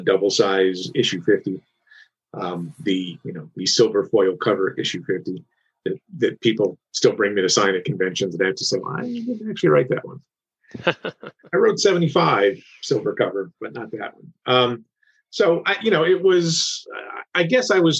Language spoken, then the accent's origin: English; Kingston, New York, United States; I had worked at the Daily newspaper in Kingston, New York, my hometown, since I was like 18